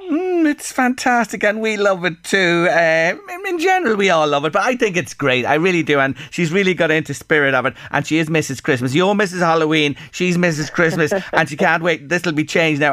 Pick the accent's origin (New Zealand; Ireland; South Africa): Ireland; as Irish people